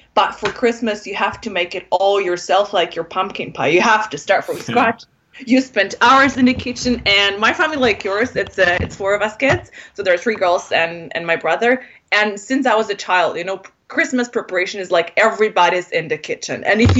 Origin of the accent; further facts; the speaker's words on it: Poland; English is a second language; moved away as an adult; also born or lived in Algeria / Berlin, Germany / London, United Kingdom; So my parents met in Poland. My dad is from Iraq and my mom is Polish. Before I was born, they moved to Algeria, North Africa. And this is where my family spent first couple of years. Then they moved back to Poland.